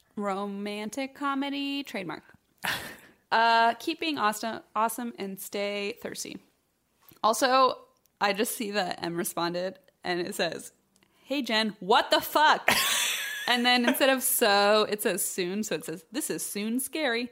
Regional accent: Troy, Illinois, United States; my hometown of Troy, Illinois. It's a small town in southern Illinois on the Saint Louis Metro

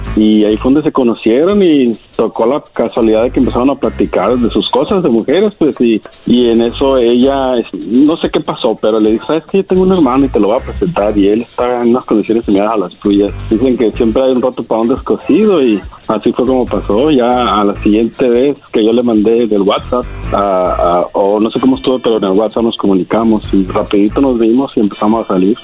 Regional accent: Jalisco, Mexico; yo soy de Jalisco

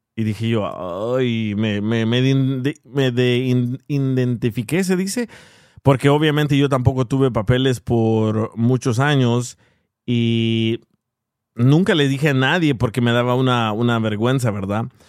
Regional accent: El Salvador; Siendo yo salvadoreño

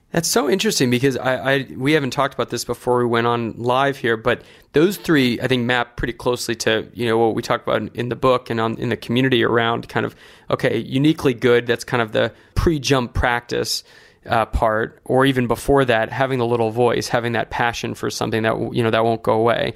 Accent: Santa Barbara, California, United States; when I was growing up in Santa Barbara

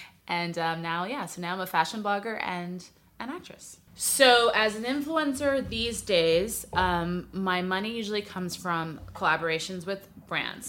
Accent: New York City, New York, United States; moved away as an adult; now in Los Angeles, United States; I'm from New York City originally, but I've lived in L A a while now, about twelve years

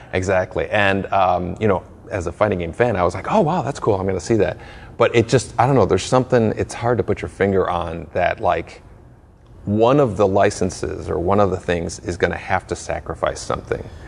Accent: Chicago, Illinois, United States; I was born in Chicago

